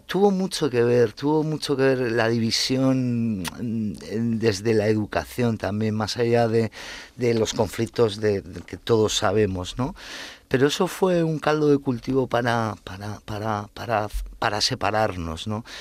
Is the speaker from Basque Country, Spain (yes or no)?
yes; Basque Country, Spain; moved away; nosotros eh, al ser hijos de inmigrantes y de una clase media obrera tirando a baja, nosotros íbamos a colegios públicos donde eh, el euskera Mm, se estudiaba prácticamente como el francés